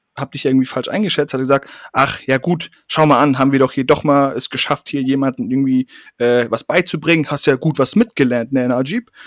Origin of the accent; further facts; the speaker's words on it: Hamburg, Germany; ich komme aus Hamburg, ne? Da ist Sommer halt zwei Wochen